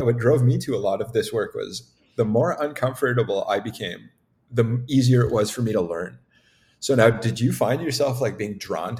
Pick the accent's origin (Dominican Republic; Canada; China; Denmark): Canada; Like, it's more important that just based on the territories here, we're Canadian.